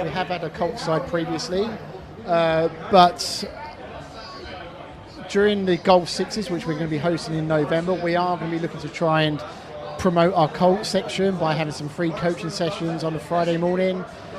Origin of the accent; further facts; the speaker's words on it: Kent, South East England, United Kingdom; moved away as an adult; now in Dubai, United Arab Emirates; I'm from Kent back in England